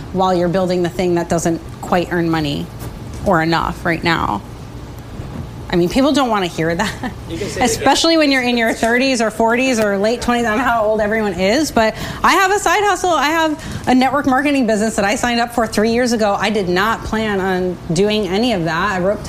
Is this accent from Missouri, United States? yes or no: no; New Jersey, United States; I'm from New Jersey as well